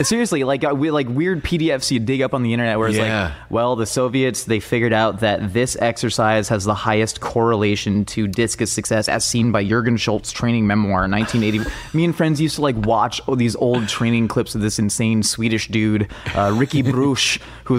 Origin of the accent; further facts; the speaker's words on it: Orange County, California, United States; I grew up in Orange County, which is a big sports powerhouse